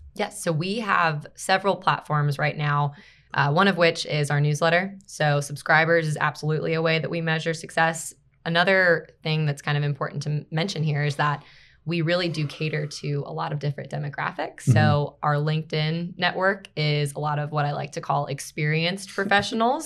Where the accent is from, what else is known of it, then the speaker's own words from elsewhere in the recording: Baltimore, Maryland, United States; moved away as an adult; also born or lived in Greenville, South Carolina; I'm from Baltimore, Maryland originally